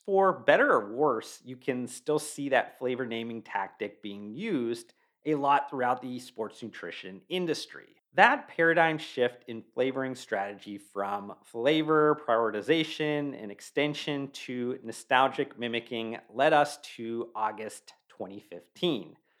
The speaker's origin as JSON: {"language": "English", "town": "Youngstown", "region": "Ohio", "country": "United States", "tie": "born or raised there", "said": "I was born and raised in Youngstown, Ohio"}